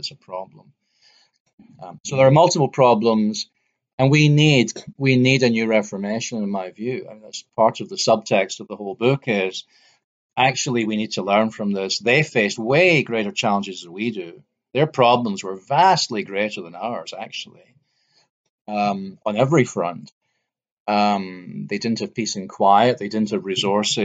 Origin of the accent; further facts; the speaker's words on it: near Glasgow, Scotland, United Kingdom; I grew up near Glasgow